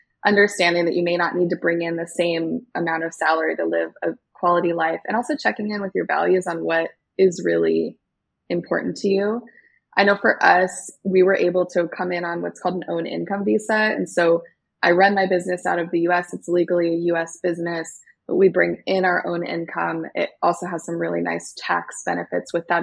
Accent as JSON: {"language": "English", "country": "United States", "accent": "standard American", "moved": "as an adult", "lives_now": "Algarve, Portugal", "said": "we're American"}